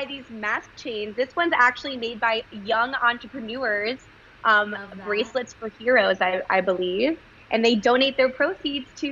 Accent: Connecticut, United States; moved away as an adult; also born or lived in Israel; now in New York City, United States; I grew up in Connecticut

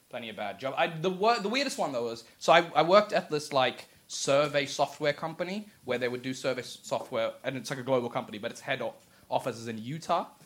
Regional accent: Australia; And as an Australian, it's tough

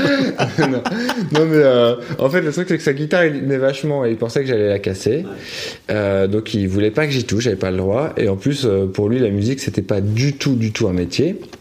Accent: Paris, Île-de-France, France; on s'est installé dans un quartier de Paris près de Stalingrad. Et après, on a bougé juste à côté de Gare de l'Est.

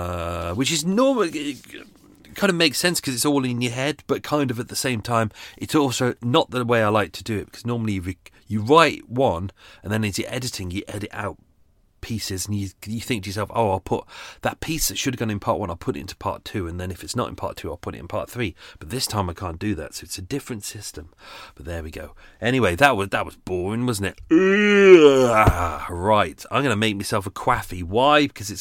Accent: London, United Kingdom; Maybe it's because I'm a Londoner.

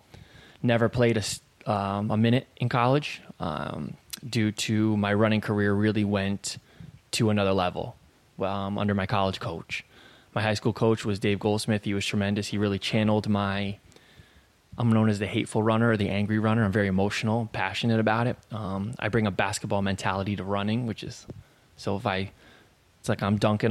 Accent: Vermont, United States; from Vermont

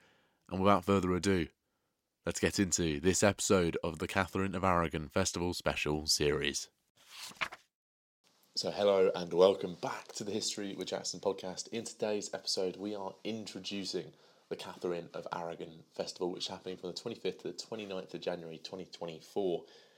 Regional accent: Peterborough, East of England, United Kingdom; I think we're both from Peterborough, and having grown up with this festival happening every year

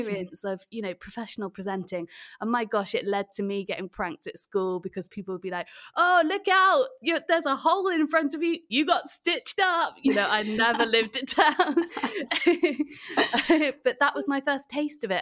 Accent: Wales, United Kingdom; So that's the fact that I am Welsh

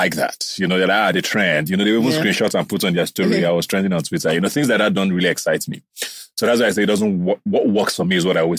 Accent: Nigeria; I grew up around Nigeria a lot.

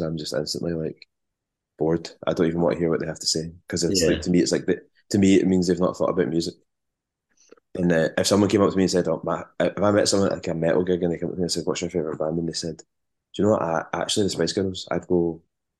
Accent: Largs, Scotland, United Kingdom; I grew up in Largs in North Ayrshire

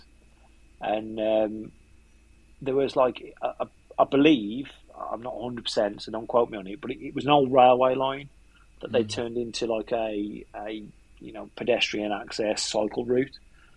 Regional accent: Wolverhampton, West Midlands, United Kingdom; accent: yam yam; we're both from Wolverhampton.

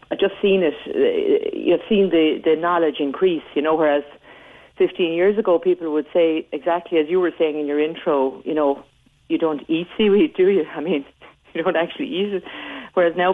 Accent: Waterford, Munster, Ireland; I'm from Waterford.

